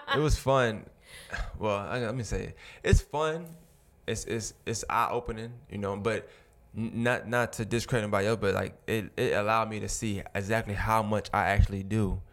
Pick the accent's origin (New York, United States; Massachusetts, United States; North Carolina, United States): New York, United States; New York City; now in Augusta, United States; I'm from New York originally